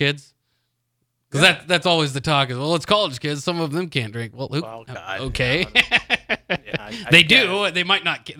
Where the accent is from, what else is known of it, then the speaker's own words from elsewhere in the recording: Lincoln, Nebraska, United States; I'm a Lincolnite.